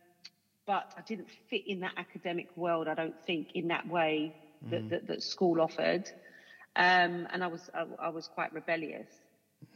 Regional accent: London, United Kingdom; I was kind of born and bred in Hackney

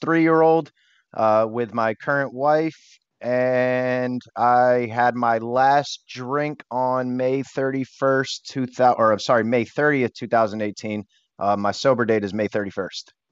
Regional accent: Bethlehem, Pennsylvania, United States; I am from Bethlehem, Pennsylvania.

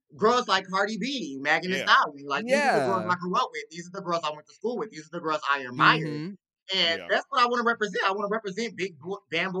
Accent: Milwaukee, Wisconsin, United States; moved away as an adult; also born or lived in Madison, Wisconsin; now in Chicago, United States; I'm originally from Wisconsin. I'm originally from Milwaukee

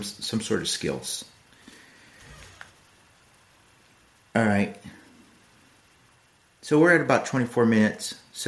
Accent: United States; now in Fuquay-Varina, North Carolina, United States; I was born in the United States, because I was lucky enough to be born in the United States

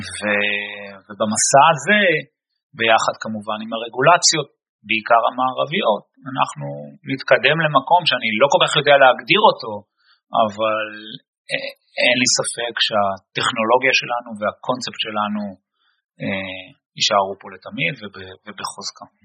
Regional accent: Israel; born or raised there; moved away as an adult; now in Boston, United States

